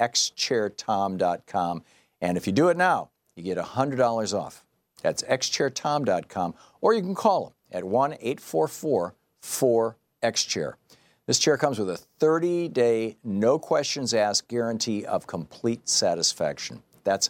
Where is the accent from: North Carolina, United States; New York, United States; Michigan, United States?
Michigan, United States; moved away as an adult; he and I and my other two brothers, we grew up in Michigan. Throughout my childhood, from all the years that I lived in Michigan, from 1951 to 1978